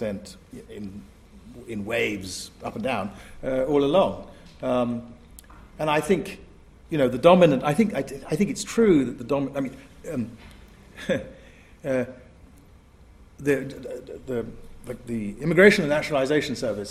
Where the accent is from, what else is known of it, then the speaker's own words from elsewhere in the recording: Asante, Ashanti, Ghana; also born or lived in England; The way we Asantes, my sisters are in the front row, we Asantes think of ourselves as having come out of the ground in Asante